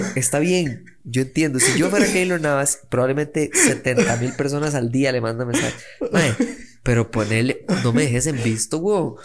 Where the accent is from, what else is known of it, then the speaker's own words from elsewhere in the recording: Costa Rica; soy un mae de Costa Rica